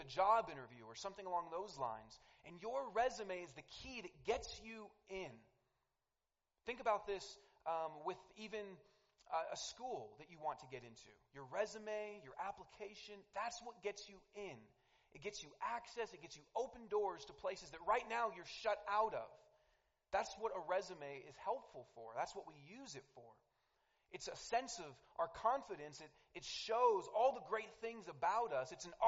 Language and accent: English; Denver, Colorado, United States; Tell them, oh, I'm from Denver.